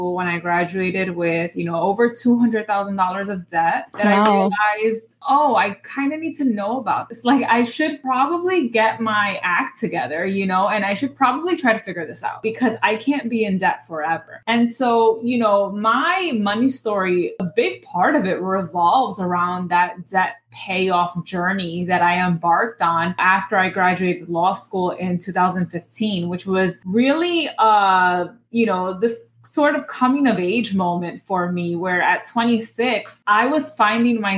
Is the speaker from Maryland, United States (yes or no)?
no; New York City, New York, United States; I was born and raised in the Bronx, New York